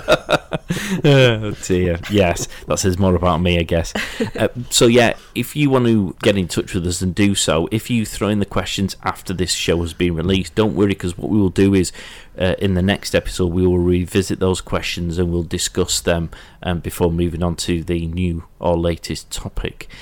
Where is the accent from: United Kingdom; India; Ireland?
United Kingdom; Yorkshire and the Humber; because I'm from Yorkshire